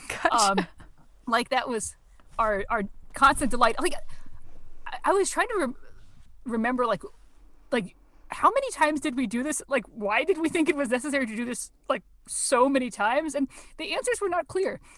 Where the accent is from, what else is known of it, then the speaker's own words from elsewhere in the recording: Washington, District of Columbia, United States; also born or lived in Wisconsin; I grew up uh, in DC mostly